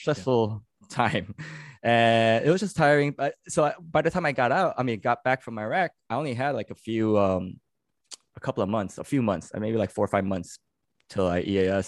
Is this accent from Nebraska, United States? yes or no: no; New York City, New York, United States; also born or lived in California; I'm born and raised in New York, uh, New York City